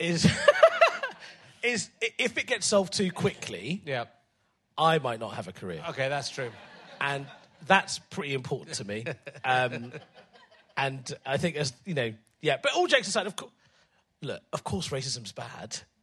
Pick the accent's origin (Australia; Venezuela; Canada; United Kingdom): United Kingdom; England; I love being English